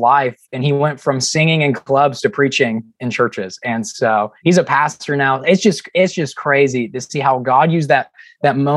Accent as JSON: {"language": "English", "town": "Chattanooga", "region": "Tennessee", "country": "United States", "said": "we're both from Chattanooga, Tennessee"}